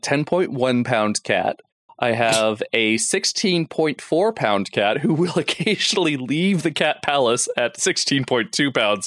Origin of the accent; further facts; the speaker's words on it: Florida, United States; I'm from Florida.